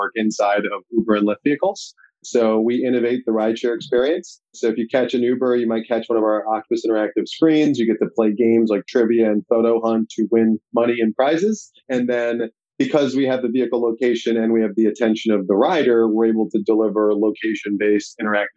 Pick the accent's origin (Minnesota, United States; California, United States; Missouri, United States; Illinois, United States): Illinois, United States; Darien; moved away as an adult; also born or lived in England / Kerala, India; now in Bethesda, Maryland, United States; I was born in England in the UK, lived there till I was about 7 years old, then moved from there to Chicago, then the southwest suburbs of Chicago, actually called Darien.